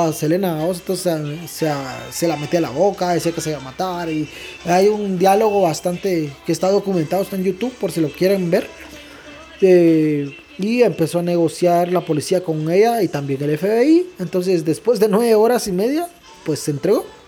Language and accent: Spanish; Guatemala; somos guatemaltecos